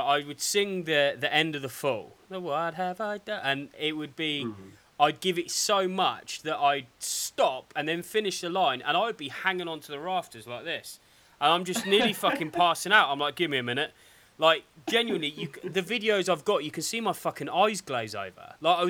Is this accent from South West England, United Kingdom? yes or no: yes; Dorset, South West England, United Kingdom; also born or lived in Cambridge; where are you from? I was like, Dorset. He's like, where were you born? I was like, Cambridge.